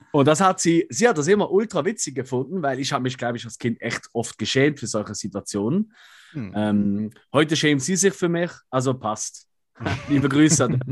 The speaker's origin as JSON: {"language": "German", "country": "Switzerland", "said": "wir sind Schweizer, deswegen können wir nicht so gut Hochdeutsch wie ihr"}